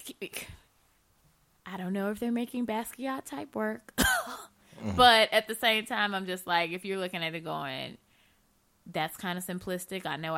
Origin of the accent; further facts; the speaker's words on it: Michigan, United States; I'm from Michigan